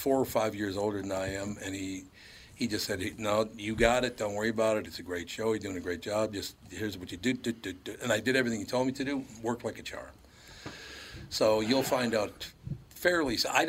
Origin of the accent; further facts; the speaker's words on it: Minneapolis, Minnesota, United States; My friends and I, when I was growing up in North Minneapolis, we never said a nice thing to one another.